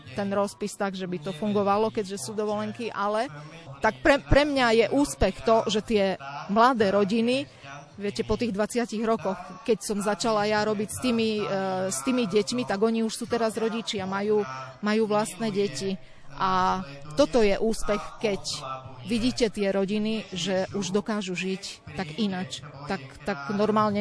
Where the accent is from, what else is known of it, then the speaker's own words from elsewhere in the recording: Stropkov, Prešov Region, Slovakia; v meste u nás v Stropkove